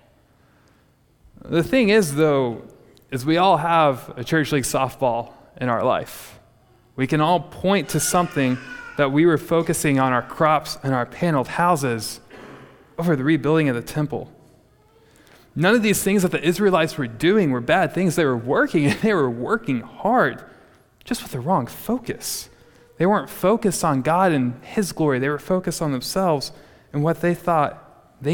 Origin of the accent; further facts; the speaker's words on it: Texas Panhandle, United States; growing up in the Texas Panhandle